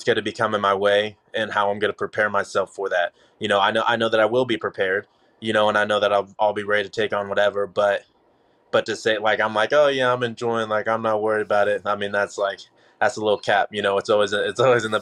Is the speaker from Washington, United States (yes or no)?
no; Kansas, United States; also born or lived in Dallas, Texas; now in Lee's Summit, United States; I'm from Kansas, you know, first of all. So I'm from a much smaller city than Lee Summit or Kansas City where I'm living.